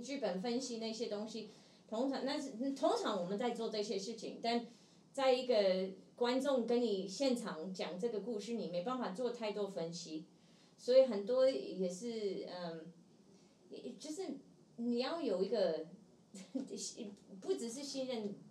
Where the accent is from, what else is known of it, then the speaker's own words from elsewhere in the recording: Seattle, Washington, United States; Chinese is a second language; moved away as an adult; now in Taiwan; 因为我是西雅图人，美，美国西雅图人